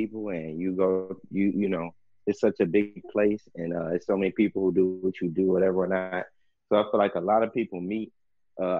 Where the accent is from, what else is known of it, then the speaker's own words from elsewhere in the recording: East Chicago, Indiana, United States; now in Los Angeles, United States; I'm from, like, the Chicagoland area. a city called East Chicago, Indiana